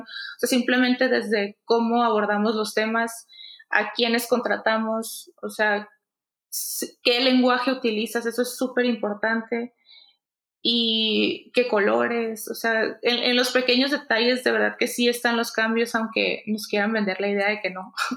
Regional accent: Culiacán, Sinaloa, Mexico; moved away as an adult; now in Mexico City, Mexico; Somos de Culiacán las dos, de Sinaloa.

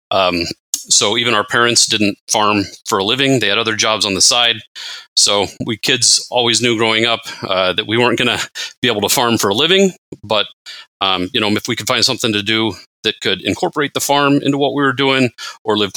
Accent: Midwest, United States; also born or lived in Southern California; a lot different beer culture than what we grew up with in the Midwest. Uh, at one point, we both lived in Southern California, for example

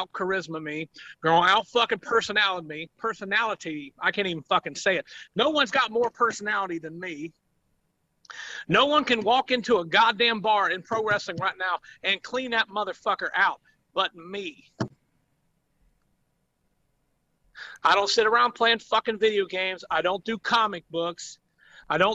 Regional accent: southeastern Ohio, United States; I'm from Ohio. I live in southeastern Ohio, where us country people are educated.

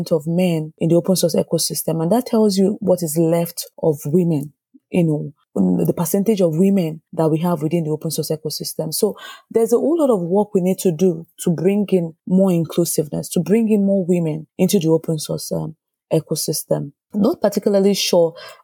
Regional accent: Nigeria; moved away as an adult; now in Sweden; I grew up in Nigeria, like I said, and at the time I grew up, the trending careers were doctors, engineers, lawyers.

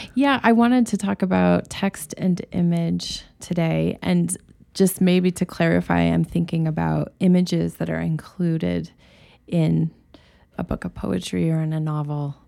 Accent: Rangely, Colorado, United States; also born or lived in Boulder, Colorado; born in this tiny town on the western side, close to Utah, called Range Lee, Colorado

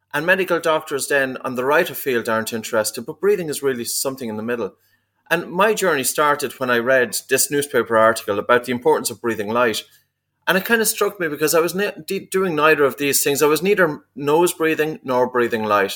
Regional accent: East Coast of Ireland, Ireland; I was a kid growing up in the East Coast of Ireland

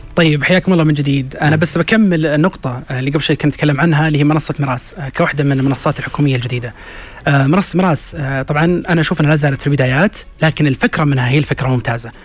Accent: Saudi Arabia; عندنا في السعودية

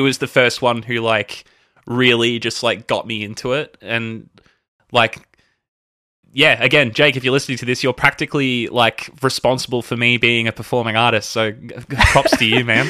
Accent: Melbourne, Victoria, Australia; I was born here in Melbourne. Uh, I think, I think technically I was born in Kew. Uh, I've lived in Melbourne my entire life

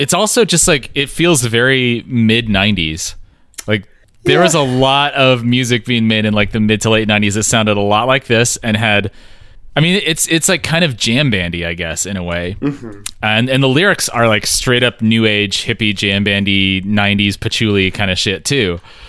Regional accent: Eugene, Oregon, United States; Maybe I just say that because I grew up in Eugene, Oregon, which is the hippie capital of the world.

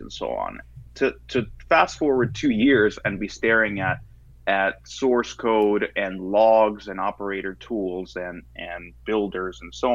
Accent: United States; I'm an American

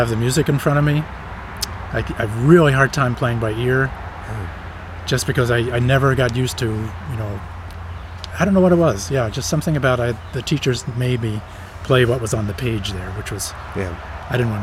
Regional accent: southern New Jersey, United States; moved away as an adult; also born or lived in Pasadena, California / Upstate New York; now in Vermont, United States; I was born in Pasadena, California, only because my parents were there at the time. Was raised in southern New Jersey

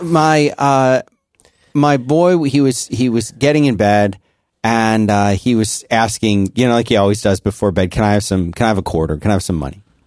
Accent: Philadelphia, Pennsylvania, United States; I grew up in Philadelphia

